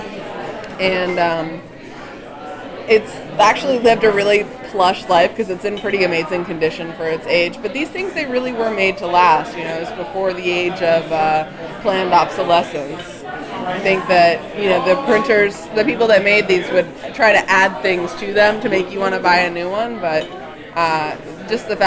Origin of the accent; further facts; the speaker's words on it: Delray Beach, Florida, United States; moved away as an adult; also born or lived in Baltimore, Maryland; now in Fort Lauderdale, United States; I was born in Delray Beach. I live in Fort Lauderdale now